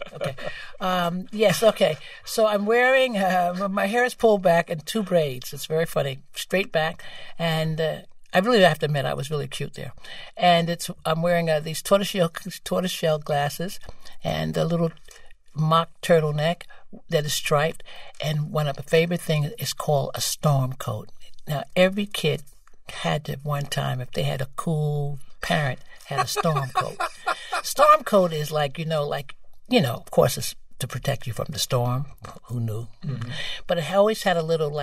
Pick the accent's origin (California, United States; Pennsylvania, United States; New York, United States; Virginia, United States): New York, United States; New York City; I am from Bedford-Stuyvesant.